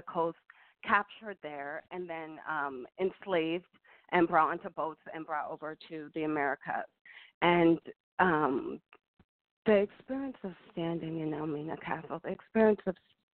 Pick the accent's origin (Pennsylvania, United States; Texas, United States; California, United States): Pennsylvania, United States; Philadelphia; They met in Philadelphia, and that's where I was born. And so I grew up going back to Ghana every 4 years